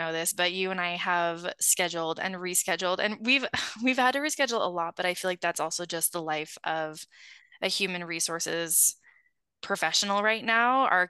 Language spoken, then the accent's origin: English; Utah, United States; growing up in Utah